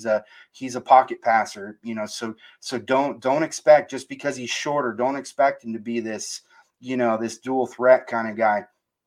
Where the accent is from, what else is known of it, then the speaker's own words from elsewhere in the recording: Florida, United States; also born or lived in Columbus, Ohio; I grew up in Florida. I moved to Columbus for a couple of years when I was in elementary school